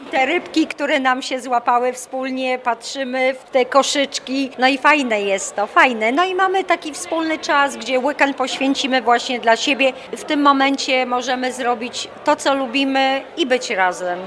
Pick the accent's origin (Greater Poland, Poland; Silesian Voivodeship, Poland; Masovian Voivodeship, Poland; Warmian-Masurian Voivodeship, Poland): Warmian-Masurian Voivodeship, Poland; moved away; pochodzę z Warmii